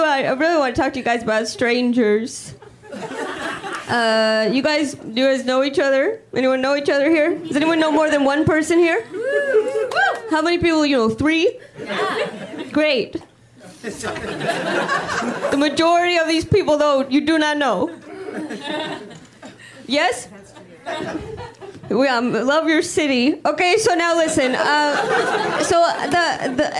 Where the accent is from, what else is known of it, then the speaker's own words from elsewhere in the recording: Midwest, United States; moved away; I'm originally from the Midwest